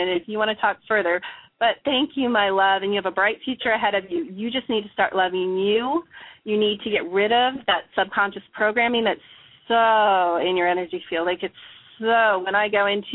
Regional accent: Chicago, Illinois, United States; I grew up in Chicago.

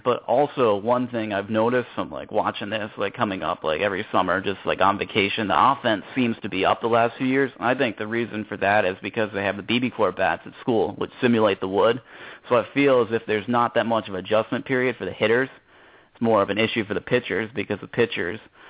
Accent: Stamford, Connecticut, United States; also born or lived in Keene, New Hampshire / Cape Cod, Massachusetts; I'm from Stamford, Connecticut.

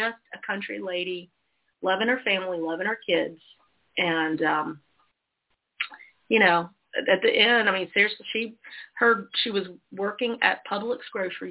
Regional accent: Georgia, United States; also born or lived in South Carolina; I grew up partially in South Carolina and then in Georgia

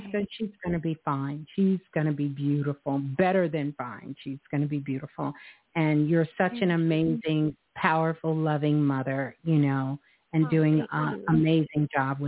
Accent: New York, United States; That's my birth city, Brooklyn

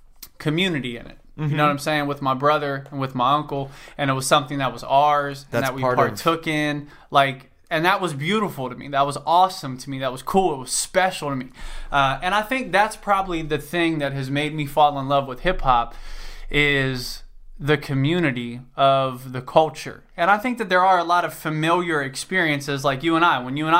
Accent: Cincinnati, Ohio, United States; I'm from Cincinnati, Ohio

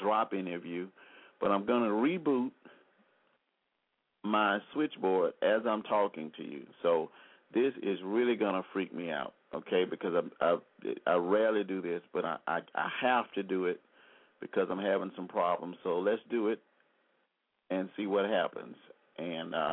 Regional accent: Selma, Alabama, United States; I grew up in Selma, Alabama

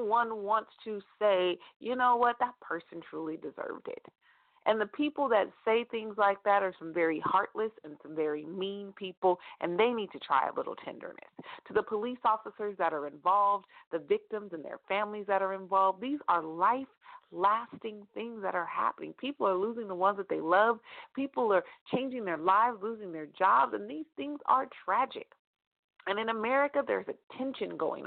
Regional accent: California, United States; close to my hometown in California

